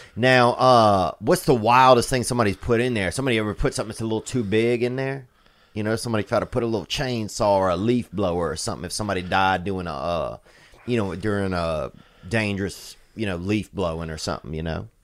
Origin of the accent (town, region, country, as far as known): Covington, Louisiana, United States; born or raised there